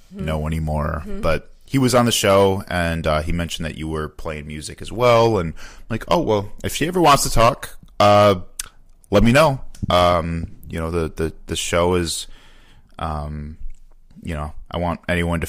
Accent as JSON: {"language": "English", "town": "Chicago", "region": "Illinois", "country": "United States", "tie": "born or raised there", "moved": "as an adult", "lives_now": "Milwaukee, United States", "said": "I grew up in the Chicago suburbs"}